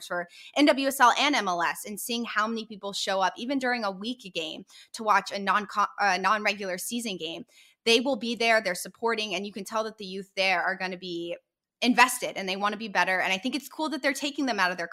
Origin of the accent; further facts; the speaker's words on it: United States; in America, we play other sports too, and it's not just soccer.